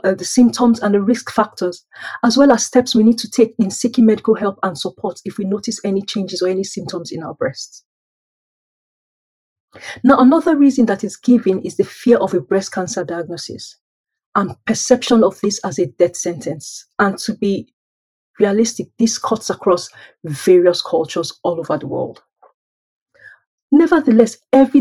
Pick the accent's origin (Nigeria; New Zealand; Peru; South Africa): Nigeria; moved away as an adult; now in United Kingdom; I was born and raised in Nigeria by middle-class parents